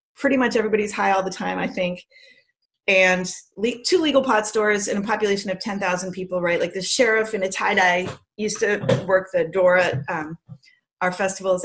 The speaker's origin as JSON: {"language": "English", "town": "Andover", "region": "Massachusetts", "country": "United States", "tie": "born or raised there", "also_born_or_lived": "Canada", "said": "we moved here, and we lived in Andover, Massachusetts"}